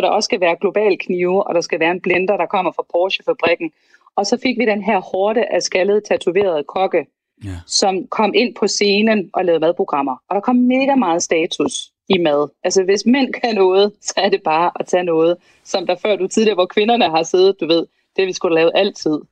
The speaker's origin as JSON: {"language": "Danish", "town": "Vejle", "region": "Southern Denmark", "country": "Denmark", "said": "jeg kommer fra Vejle"}